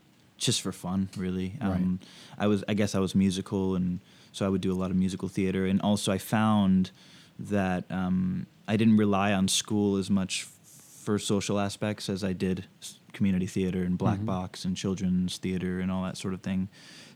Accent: Suwanee, Georgia, United States; also born or lived in Baton Rouge / Austin / Providence; So I was born in Baton Rouge, but we only lived there for a few years, and then I moved to Georgia, an area called Suwanee, sort of like this suburb, and then Austin, Texas, Providence, Rhode Island, and then back to Georgia, actually.

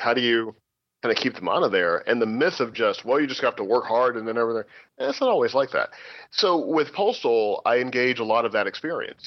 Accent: Missouri, United States; I was a scholarship kid to a pretty uh, rich kid high school growing up in Missouri

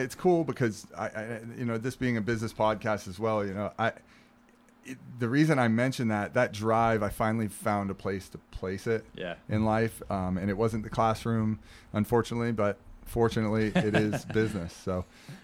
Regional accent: St. Petersburg, Florida, United States; I'm born and raised in St. Pete. You know, I'm a local guy

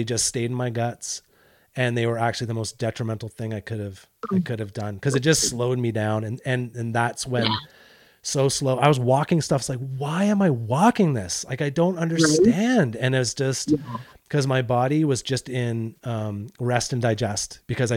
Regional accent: Canada; I'm Canadian

